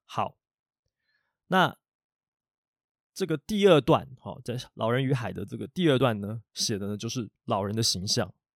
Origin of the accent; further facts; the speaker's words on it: Taiwan; 我们台湾人会讲那个鬼头刀这种鱼啊